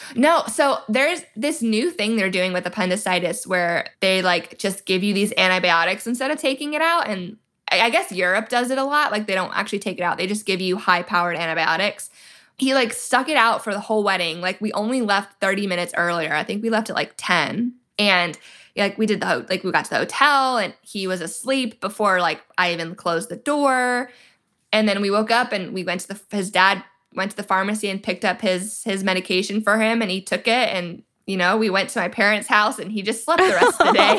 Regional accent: Georgia, United States; my home state of Georgia.

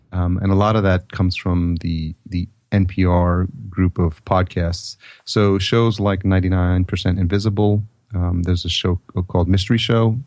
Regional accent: New York, United States; growing up in the East Coast in, in New York.

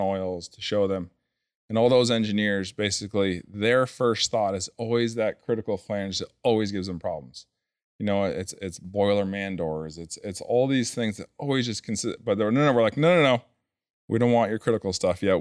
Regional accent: New Hampshire, United States; I'm from New Hampshire

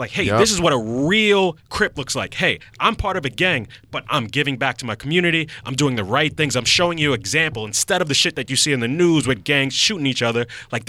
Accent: New York City, New York, United States; So I grew up in Far Rock.

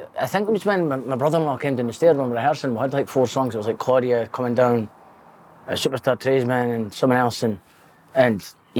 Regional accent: Dundee, Scotland, United Kingdom; I was born in Dundee, 9 miles hospital, 1987. Six and a six, 87

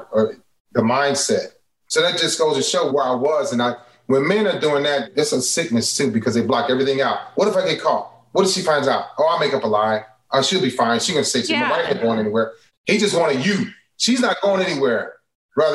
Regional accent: Cleveland, Ohio, United States; also born or lived in Chicago; I'm from Cleveland

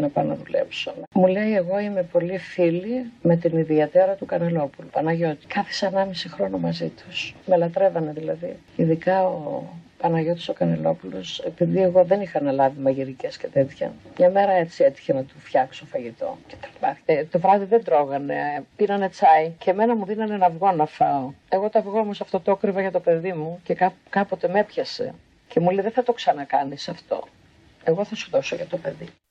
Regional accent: Samos, North Aegean, Greece; Γεννήθηκα στη Σάμου.

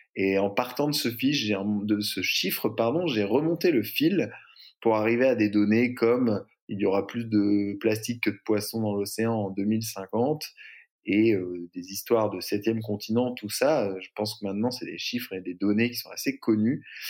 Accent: Brittany, France; also born or lived in San Francisco; now in Marseille, France; J'ai grandi en Bretagne

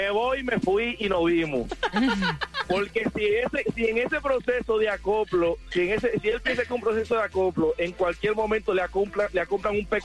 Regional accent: Venezuela; Bueno, soy de Venezuela y entiendo a mi compañero, al venezolano.

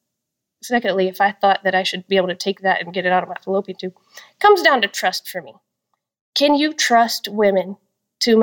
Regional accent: Texas, United States; I'm from Texas

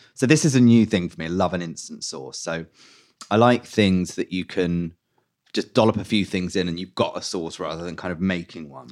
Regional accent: London, United Kingdom; I grew up in West London

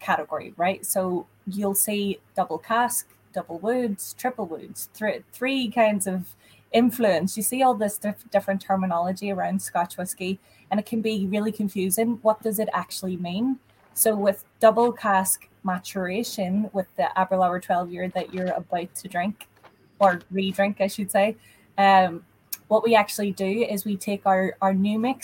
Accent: Ireland; now in United States; regional words that we wouldn't particularly use in Ireland. Sometimes I get caught out when I go home

